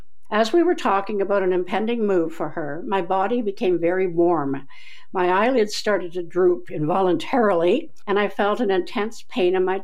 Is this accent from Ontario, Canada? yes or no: yes; Keswick, Ontario, Canada; when I was 10 years old, walking down the road of my hometown, Keswick, Ontario